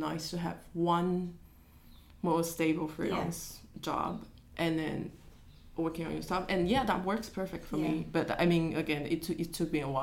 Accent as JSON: {"language": "English", "country": "Taiwan", "tie": "born or raised there", "moved": "yes", "said": "I grew up in Taiwan"}